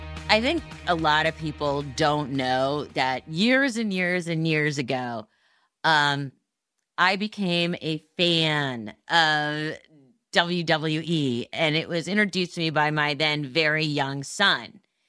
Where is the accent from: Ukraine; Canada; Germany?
Canada; Montreal, Quebec; And I am from Montreal.